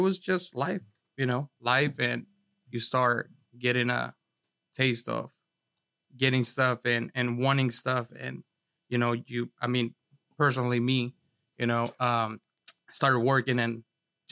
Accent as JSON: {"language": "English", "town": "San Diego", "region": "California", "country": "United States", "tie": "born or raised there", "also_born_or_lived": "Los Angeles, California", "said": "But I was definitely raised here in San Diego."}